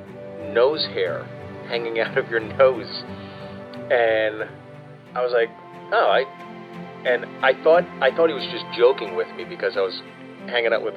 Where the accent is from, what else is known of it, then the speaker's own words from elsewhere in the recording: Pittsburgh, Pennsylvania, United States; I grew up in Pittsburgh